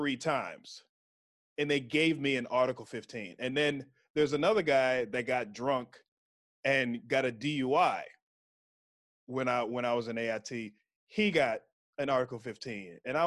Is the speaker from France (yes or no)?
no; Texas, United States; So I was from Texas.